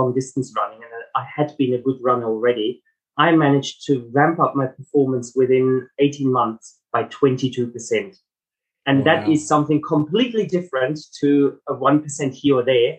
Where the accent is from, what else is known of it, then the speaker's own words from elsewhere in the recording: Germany; moved away; also born or lived in Melbourne, Australia; my accent, it's not South African, I'm German heritage